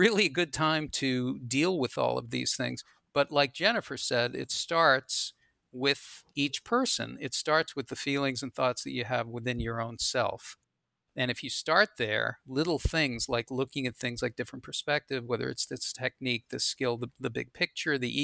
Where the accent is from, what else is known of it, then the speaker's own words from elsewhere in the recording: Boston, Massachusetts, United States; when I was growing up in Boston